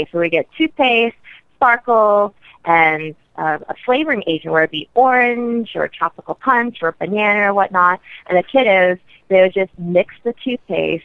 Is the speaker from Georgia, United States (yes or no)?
yes; Atlanta, Georgia, United States; moved away as an adult; also born or lived in New York City; now in Houston, United States; I'm originally from Atlanta, so I moved back home